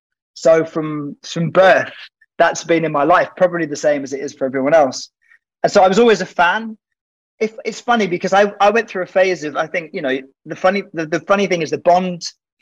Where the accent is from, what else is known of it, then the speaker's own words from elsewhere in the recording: Oxford, South East England, United Kingdom; I grew up in Oxford